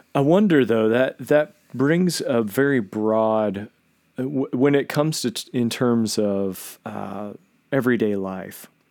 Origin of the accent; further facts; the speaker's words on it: Southern West Virginia, United States; I grew up in Southern West Virginia as a Nazarene.